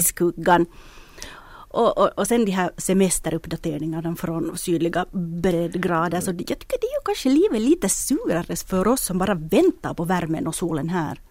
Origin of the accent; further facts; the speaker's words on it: Espoo, Uusimaa, Finland; min hemstad Esbo